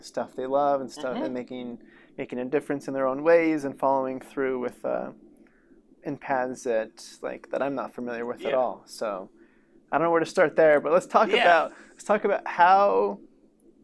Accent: Sparks, Nevada, United States; Growing up in Sparks for sure

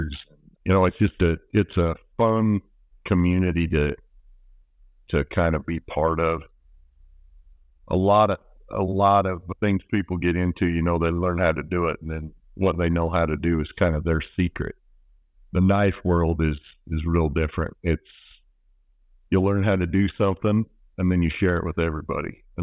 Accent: Manti, Utah, United States; I grew up farming down in Central Utah

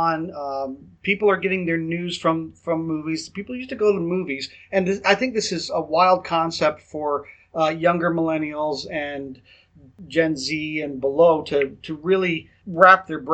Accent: Canada; accent: Canadian English; first language English; I don't speak another language other than Canadian English

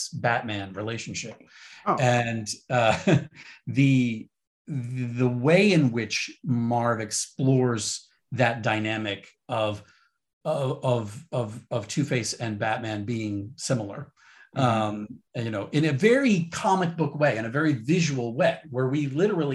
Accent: Rhode Island, United States; when you're a kid growing up in Rhode Island

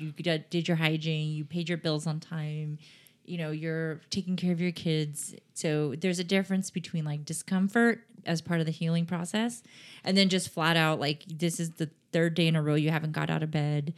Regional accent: San Diego, California, United States; now in Sacramento, United States; I grew up in San Diego

